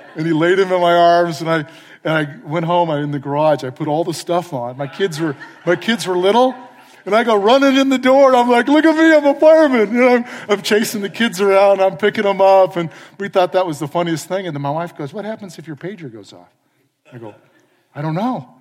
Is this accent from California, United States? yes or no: yes; San Clemente, California, United States; moved away as an adult; also born or lived in Oregon / Palo Alto / Austin, Texas; I grew up in San Clemente